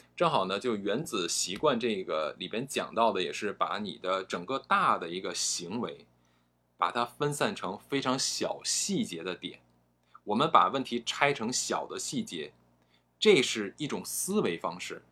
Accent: China; 我们中国人说话的时候，呃，都是一个你要自己悟的感觉

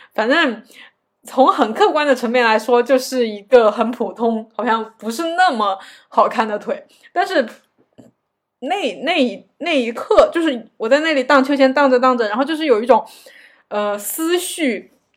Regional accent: China; 我是个中国人，然后我，我是一个亚洲面孔

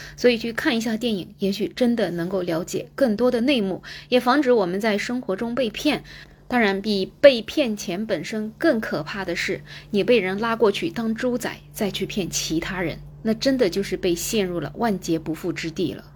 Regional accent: China; 我们中国人

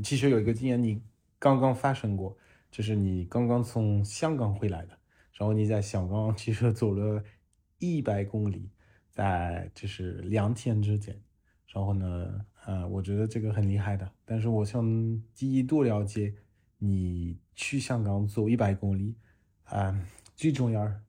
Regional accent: France; Chinese is a second language; moved away as an adult; now in China; 虽然我来自法国，但人生接近一半的时光在中国。

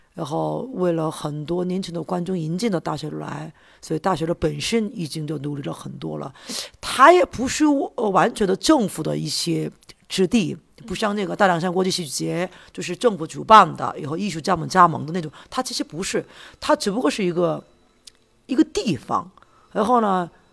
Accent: South Korea; Chinese is a second language; 我是来自韩国的导演

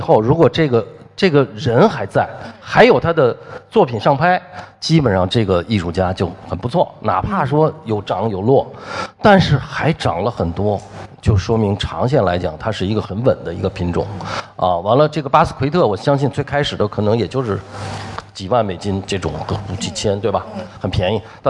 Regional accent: China; 但是呢，我们中国人他很早以前我们就政教分离了，大概在这个周朝的时候就政教就分离了。其实我们中国人离这个自然非常非常远了

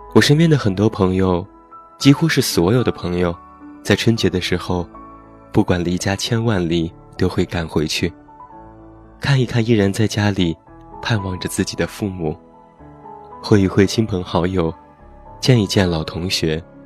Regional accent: Taiyuan, Shanxi, China; moved away; 在我的家乡山西太原

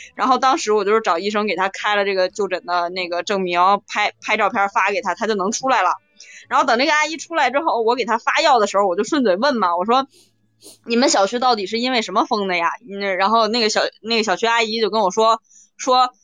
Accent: Jinzhou, Hebei, China; moved away as an adult; now in Shijiazhuang, China; 我老家晋州的

